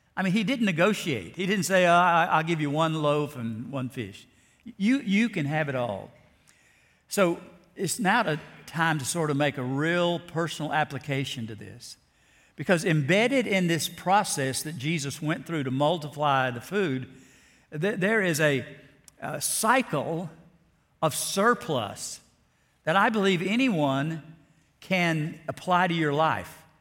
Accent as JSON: {"language": "English", "region": "South Alabama", "country": "United States", "tie": "born or raised there", "said": "the little church I grew up in South Alabama"}